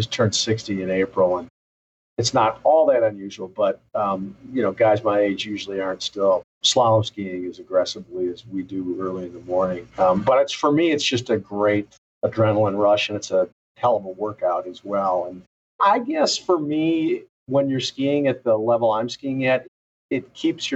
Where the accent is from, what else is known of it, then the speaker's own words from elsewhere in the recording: St. Paul, Minnesota, United States; I'm a native Minnesotan, born and raised in the Highland Park neighborhood of St. Paul